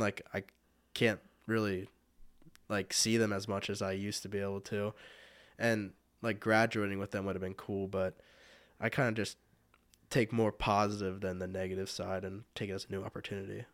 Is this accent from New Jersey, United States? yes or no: no; Fredericksburg, Pennsylvania, United States; I've lived in Fredericksburg my whole life. I think I moved there when I was less than a year old, so my whole life that I remember.